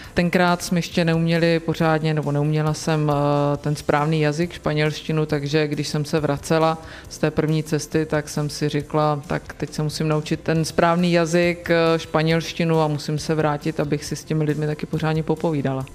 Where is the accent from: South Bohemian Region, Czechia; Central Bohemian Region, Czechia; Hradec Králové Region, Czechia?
Hradec Králové Region, Czechia; Svinary; pocházím a mám své kořeny v osadě Dubina